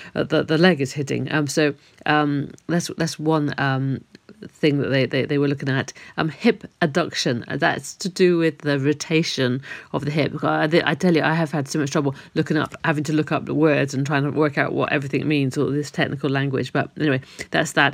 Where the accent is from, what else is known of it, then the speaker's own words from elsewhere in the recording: Cheltenham, South West England, United Kingdom; moved away; my hometown in Cheltenham